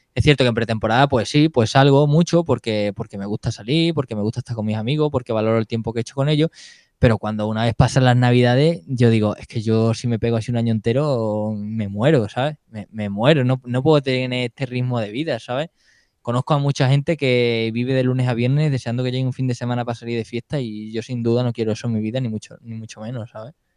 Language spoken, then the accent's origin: Spanish; Extremadura, Spain; also born or lived in Seville / Plasencia; me vengo aquí a mi casa y empecé a competir por Extremadura